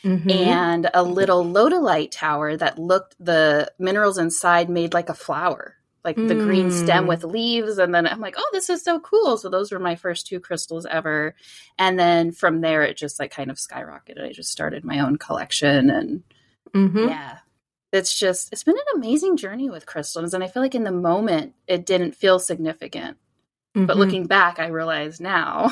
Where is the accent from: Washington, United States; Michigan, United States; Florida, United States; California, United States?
California, United States; Palm Springs; I grew up in the Palm Springs area.